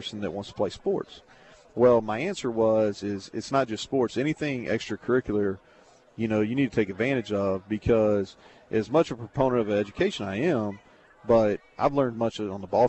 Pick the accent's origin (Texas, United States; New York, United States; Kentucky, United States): Kentucky, United States; Bardstown; also born or lived in Danville, Kentucky; I grew up in Bargetown from birth to I was 12